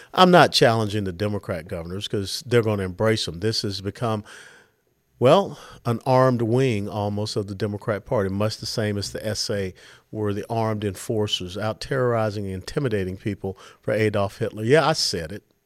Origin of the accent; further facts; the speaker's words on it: Atlanta, Georgia, United States; I was born and raised in Atlanta, Georgia